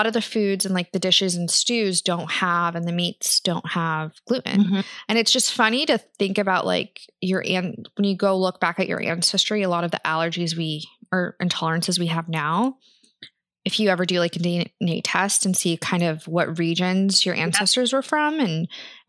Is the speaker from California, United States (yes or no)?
no; Kansas, United States; growing up in Kansas